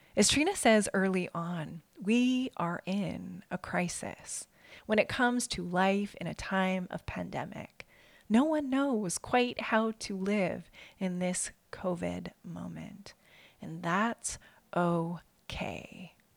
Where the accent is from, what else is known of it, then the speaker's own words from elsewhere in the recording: Saskatchewan, Canada; my house growing up in Saskatchewan